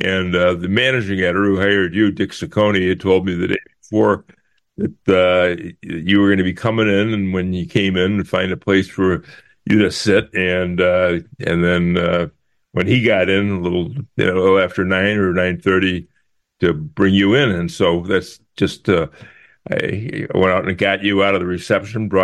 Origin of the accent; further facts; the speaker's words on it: Chicago, Illinois, United States; I grew up in the North Side. I went to St. Gertrude's Grammar School, Loyola Academy